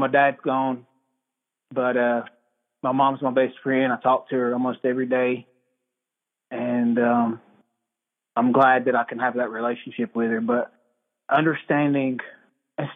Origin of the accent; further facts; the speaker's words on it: Cherokee, North Carolina, United States; I'm from Cherokee, North Carolina. I grew up here in the Birdtown community.